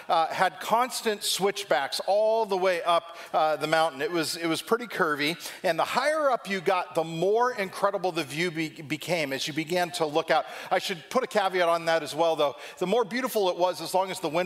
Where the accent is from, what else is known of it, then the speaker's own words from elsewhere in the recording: Southern California, United States; moved away as an adult; now in Ohio, United States; Growing up in Southern California